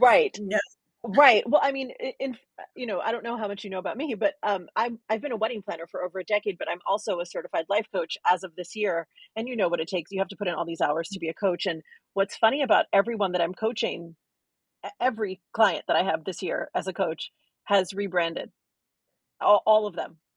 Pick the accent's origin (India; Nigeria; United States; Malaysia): United States; New York City, New York; I'm from New York City